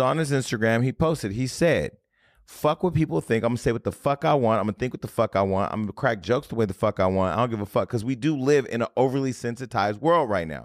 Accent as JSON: {"language": "English", "town": "Stockton", "region": "California", "country": "United States", "tie": "born or raised there", "moved": "yes", "said": "I got a lot of Stocktonians 'cause I'm from Stockton"}